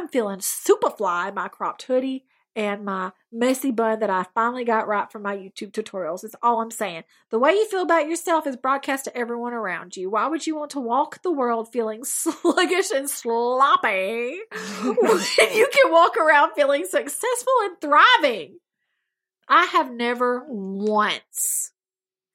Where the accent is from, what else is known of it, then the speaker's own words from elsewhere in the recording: Alabama, United States; I am from Alabama